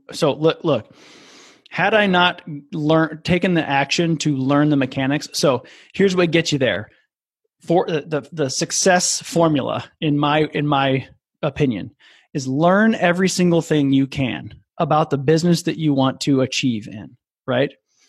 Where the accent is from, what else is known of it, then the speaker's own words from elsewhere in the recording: Midwest, United States; with a buddy of mine named Brett, who I grew up with and in the Midwest.